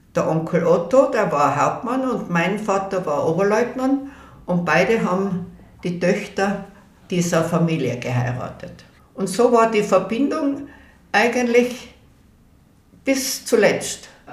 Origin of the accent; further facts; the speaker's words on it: Innsbruck, Tyrol, Austria; Und dann sind wir aufgewachsen in der Höttingerau 24